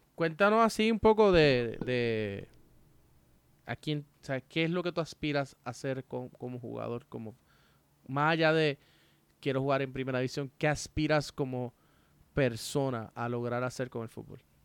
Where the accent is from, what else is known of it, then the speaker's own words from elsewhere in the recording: Puerto Rico; yo quiero eso en mi país